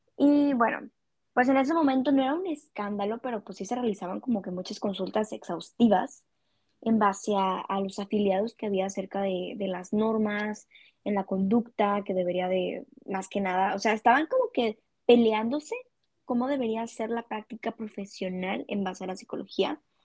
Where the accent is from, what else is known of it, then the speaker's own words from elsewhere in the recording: Culiacán, Sinaloa, Mexico; yo soy originaria de Culiacán, Sinaloa